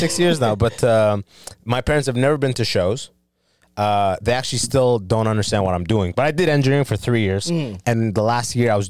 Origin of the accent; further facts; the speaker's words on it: Sudan; born there; I have very old school. Like, I'm born in Sudan. Mm. I came from Sudan.